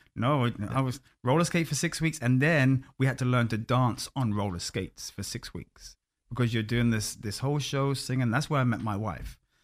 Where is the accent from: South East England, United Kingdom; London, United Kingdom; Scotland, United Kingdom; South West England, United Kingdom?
London, United Kingdom; moved away as an adult; also born or lived in Orlando, United States; I'm born and bred in London